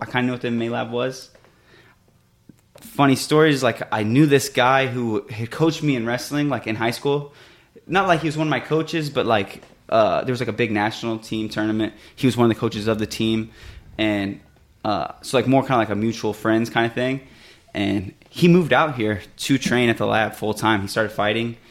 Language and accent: English; Illinois, United States; moved away as an adult; now in Phoenix, United States; So I'm from Illinois. I grew up there, like, my whole life. I moved here right when I turned 21.